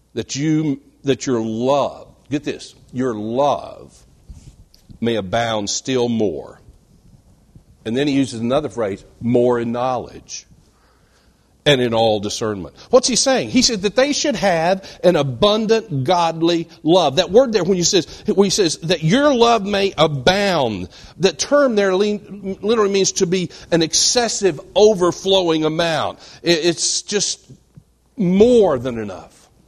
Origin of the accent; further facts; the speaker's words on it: West Texas, United States; I was born and reared in West Texas, dry, flat, arid West Texas